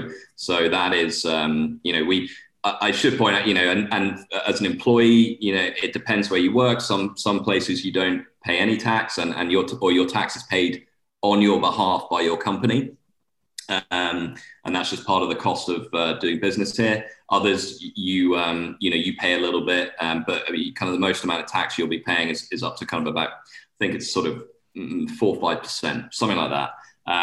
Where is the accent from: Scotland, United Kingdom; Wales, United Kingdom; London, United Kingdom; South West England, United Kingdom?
Scotland, United Kingdom; now in Bermuda; shorts weather all year round on the golf course, which, you know, growing up in Scotland, I love.